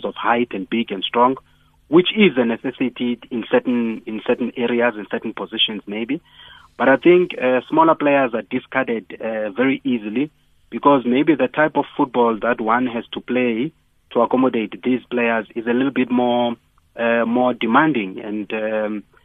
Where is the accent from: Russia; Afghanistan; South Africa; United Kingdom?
South Africa; Eastern Cape; moved away as an adult; also born or lived in Johannesburg; I came from Eastern Cape, specifically chose to come to Wits University